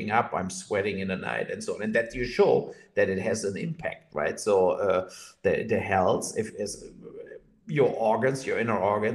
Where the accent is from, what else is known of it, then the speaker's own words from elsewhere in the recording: Mainz, Rhineland-Palatinate, Germany; in Mainz in my hometown